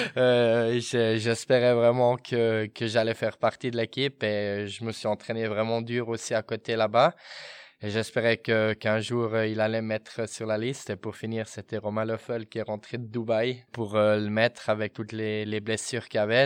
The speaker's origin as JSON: {"language": "French", "region": "Fribourg", "country": "Switzerland", "tie": "born or raised there", "moved": "yes", "lives_now": "Bern, Switzerland", "said": "j'ai grandi à Fribourg"}